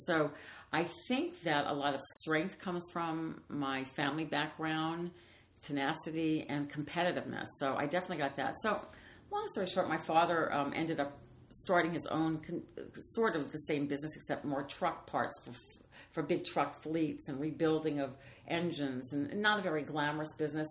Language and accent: English; New Orleans, Louisiana, United States; moved away; I'm from New Orleans